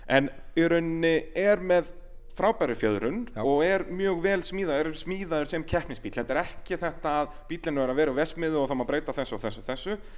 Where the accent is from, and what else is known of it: Iceland